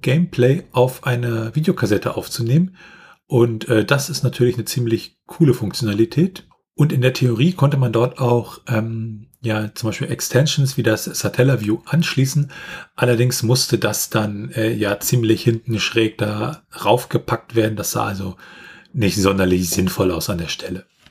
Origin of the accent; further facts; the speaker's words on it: Germany; bei uns in Deutschland